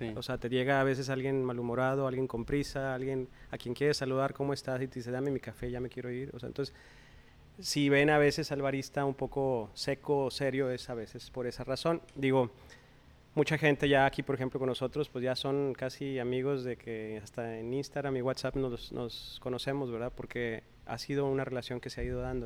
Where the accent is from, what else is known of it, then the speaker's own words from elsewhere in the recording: Coahuila, Mexico; now in Monterrey, Mexico; soy originario de Coahuila